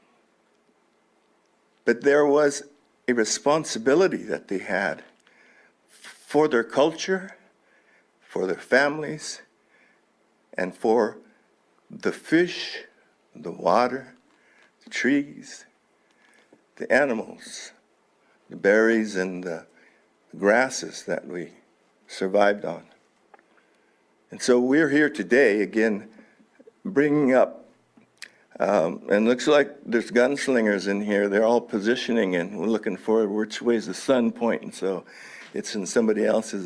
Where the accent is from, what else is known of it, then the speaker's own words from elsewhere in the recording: Elem, Lake County, California, United States; also born or lived in Colusa, California; I was raised on Ilem. I was born in 1949 in Calusa and moved to Lake County with my mom